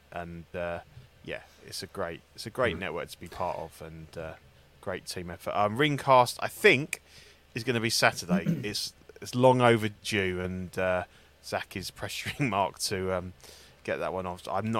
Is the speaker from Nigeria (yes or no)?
no; Canada; Being Canadian, I know he's on the French side